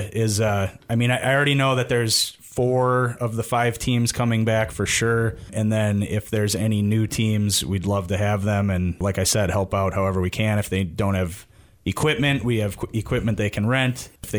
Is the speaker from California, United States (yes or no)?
no; Brookfield, Wisconsin, United States; Yeah, I grew up in just outside of Milwaukee in Brookfield, actually, and I played hockey my whole life through high school and then in men's leagues until moving up here in 2017.